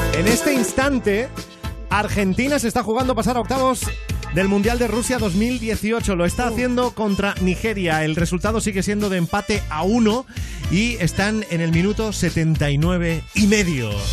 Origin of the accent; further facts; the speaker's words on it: Barcelona, Catalonia, Spain; Los que somos de Barcelona